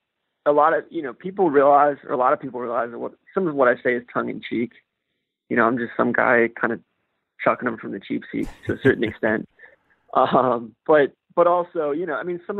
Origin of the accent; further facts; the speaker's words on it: Atlanta, Georgia, United States; moved away; I'm from Atlanta